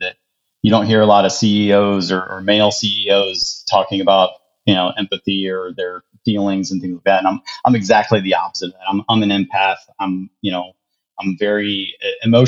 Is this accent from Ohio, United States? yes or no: yes; Ohio, United States; born or raised there; moved away as an adult; also born or lived in Charlotte, North Carolina